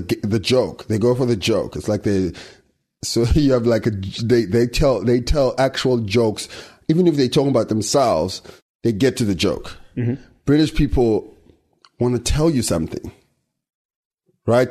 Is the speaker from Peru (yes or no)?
no; South Africa; we're still African in the sense that we live there and we speak the language and we're in touch with what's happening in South Africa and Africa